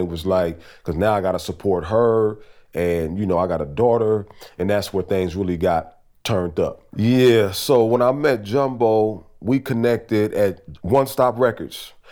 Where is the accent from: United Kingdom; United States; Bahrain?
United States; Los Angeles, California; now in Portland, United States; I am originally from Watts, California relocated to Portland, Oregon in like 96, 1997